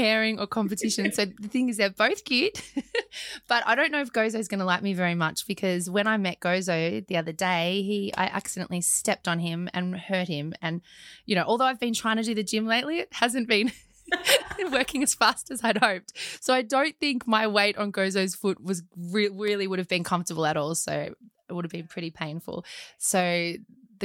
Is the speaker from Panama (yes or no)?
no; Australia; accent: very Australian; my very Australian accent